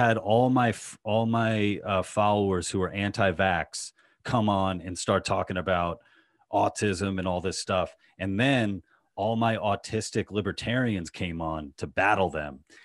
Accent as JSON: {"language": "English", "region": "New York", "country": "United States", "tie": "born or raised there", "said": "New York, in Queens"}